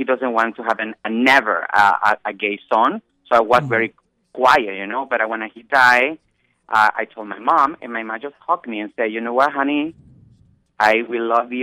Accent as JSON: {"language": "English", "country": "Venezuela", "tie": "born or raised there", "second_language": "English", "moved": "as an adult", "lives_now": "New York City, United States", "said": "when I grew up in Venezuela"}